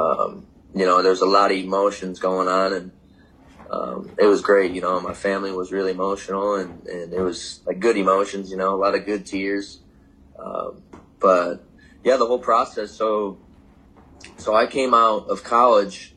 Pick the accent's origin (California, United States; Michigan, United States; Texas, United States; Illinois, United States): Michigan, United States; moved away as an adult; I was born and raised in Michigan